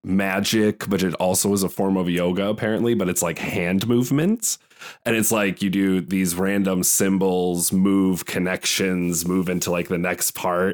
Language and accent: English; Iowa, United States; I'm from Iowa, so I know farmland